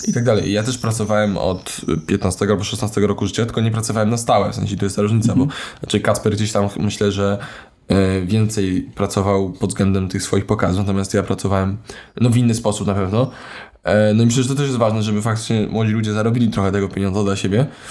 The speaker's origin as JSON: {"language": "Polish", "town": "Warsaw", "region": "Masovian Voivodeship", "country": "Poland", "tie": "born or raised there", "said": "Urodzony w Warszawie, przez większość życia mieszkany w Warszawie"}